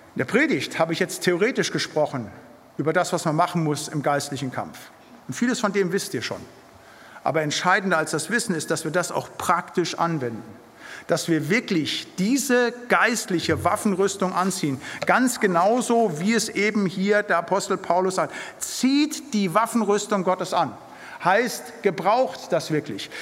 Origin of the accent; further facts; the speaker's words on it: Siegerland, North Rhine-Westphalia, Germany; moved away; Da, wo ich herkomme, aus dem Siegerland, in den Gemeinschaftskreisen